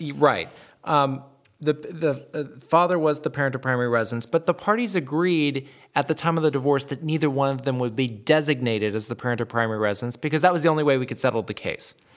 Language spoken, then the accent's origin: English; the South, United States; I'm from the South. we add all kinds of letters and syllables to all kinds of words